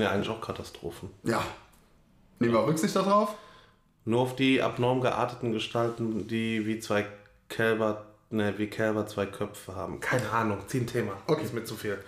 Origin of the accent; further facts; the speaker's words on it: Germany; bin Deutscher